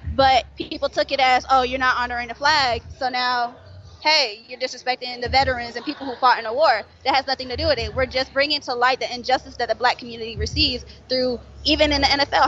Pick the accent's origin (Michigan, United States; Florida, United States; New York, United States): Florida, United States; now in Atlanta, United States; I'm from Florida